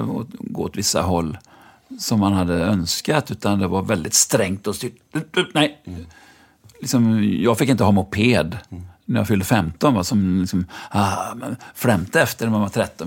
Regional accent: Lyrestad, Västra Götaland, Sweden; moved away as an adult; also born or lived in Gothenburg; jag föddes ju i Lyrestad utanför Mariestad, där min pappa var rektor

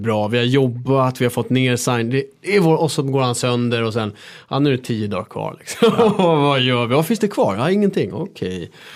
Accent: Stockholm, Stockholm County, Sweden; jag är uppväxt här i Stockholm

